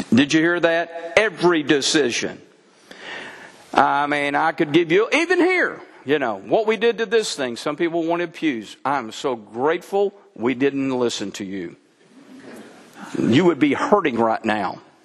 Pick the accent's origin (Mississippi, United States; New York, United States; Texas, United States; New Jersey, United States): Texas, United States; now in Mount Ida, United States; I'm a Texan by birth